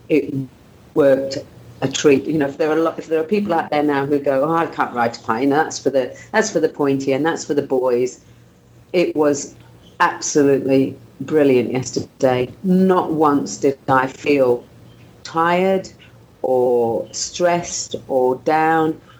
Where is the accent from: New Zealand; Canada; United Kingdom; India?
New Zealand; I, I, raced as a Kiwi and I went to the Kiwi um, afternoon tea